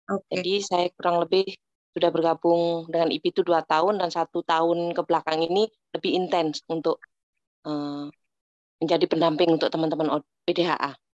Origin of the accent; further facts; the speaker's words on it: Java, Indonesia; karena kebetulan saya orang Jawa